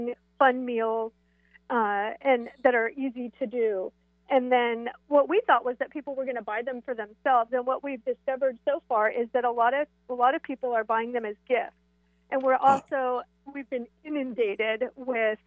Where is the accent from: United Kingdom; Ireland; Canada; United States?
United States; East Side, Washington; I have so many fond memories of my home here on the East Side